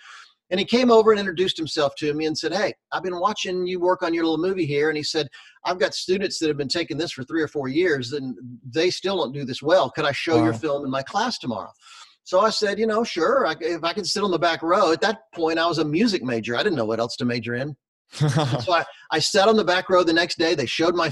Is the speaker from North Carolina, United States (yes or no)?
yes; Charlotte, North Carolina, United States; moved away; I grew up in North Carolina. My dad was a pastor in Charlotte, North Carolina, when I was growing up